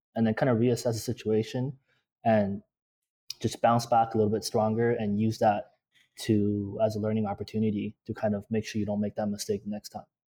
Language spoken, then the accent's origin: English; Toronto, Ontario, Canada; In Toronto, Ontario